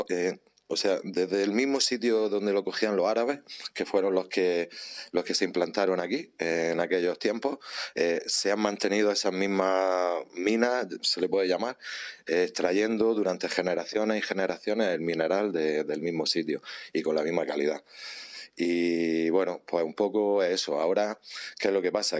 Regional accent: Níjar, Andalusia, Spain; soy de Níjar, trabajo en la cerámica desde que nací prácticamente

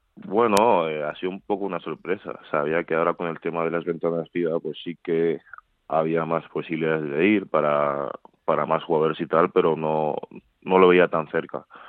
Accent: Madrid, Community of Madrid, Spain; also born or lived in Seville; Nací en Sevilla, pero nada, estuve ahí un año y, pocos meses, un año y medio o así. Y luego ya he estado toda la vida en Madrid. Vamos, soy más madrileño que sevillano

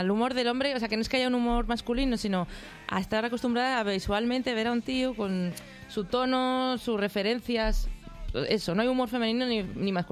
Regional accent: Pamplona, Navarre, Spain; soy una vasca fake porque soy de Pamplona. soy de Navarra, que es un poco como el Portugal de los vascos.

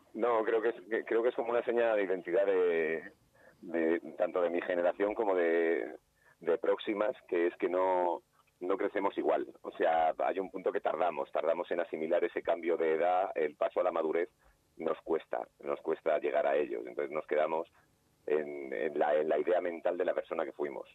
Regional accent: Alicante, Valencian Community, Spain; moved away as an adult; now in Madrid, Spain; soy de Alicante, pero ya soy, soy madrileño porque llevo 20 años viviendo, viviendo en Madrid

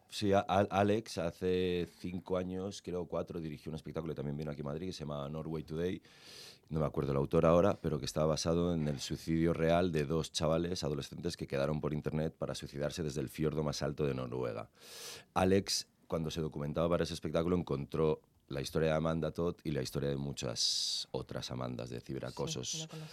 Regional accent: Andorra; yo soy de Andorra

